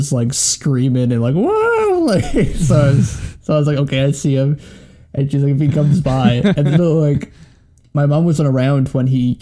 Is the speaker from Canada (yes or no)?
yes; Canada; my bartending was in my hometown, and I was only just 19, which is the drinking age in Canada